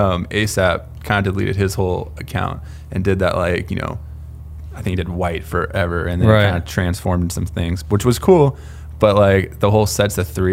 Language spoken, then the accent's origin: English; San Diego, California, United States; now in Los Angeles, United States; I'm a content creator right now in Los Angeles. Born and raised in San Diego